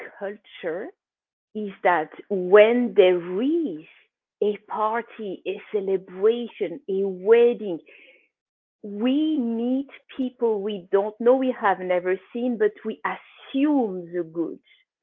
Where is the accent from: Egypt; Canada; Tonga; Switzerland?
Switzerland; moved away as an adult; now in San Diego, United States; I was born and raised in Switzerland as of 1978, like a little bit later.